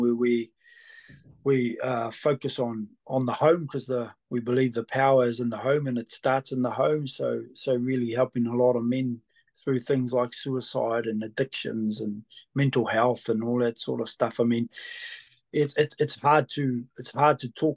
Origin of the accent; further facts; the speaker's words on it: New Zealand; Born and bred here